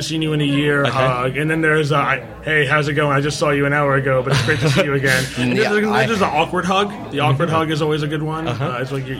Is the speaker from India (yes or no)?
yes; India; Like, I'm an Indian guy. Like, we are hugging people.